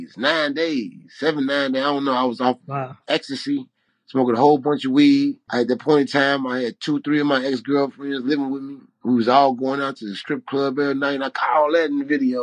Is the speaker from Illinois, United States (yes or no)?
yes; Chicago, Illinois, United States; I'm from Chicago.